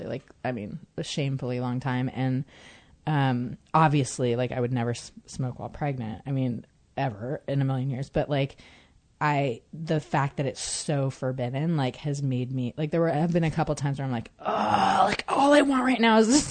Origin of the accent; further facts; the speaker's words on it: Northern California, United States; I grew up in Northern California